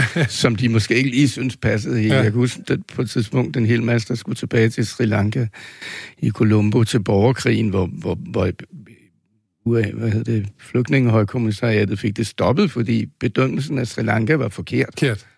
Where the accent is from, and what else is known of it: Denmark